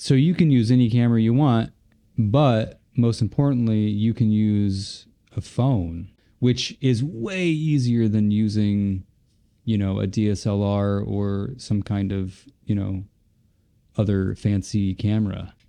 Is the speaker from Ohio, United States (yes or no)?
yes; Cleveland, Ohio, United States; I grew up in Ohio, Cleveland, Ohio